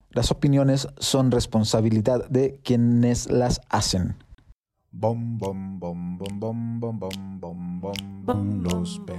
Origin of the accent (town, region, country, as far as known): northern Mexico, Mexico